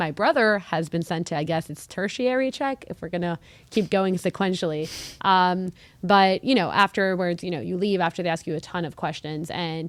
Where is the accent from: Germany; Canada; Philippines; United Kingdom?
Canada; I'm Canadian, which means I have access to getting some easier visas, which is pretty cool.